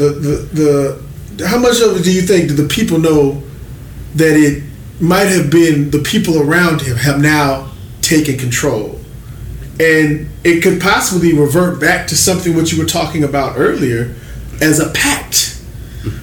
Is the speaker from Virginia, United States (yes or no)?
no; Texas, United States; my home state of Texas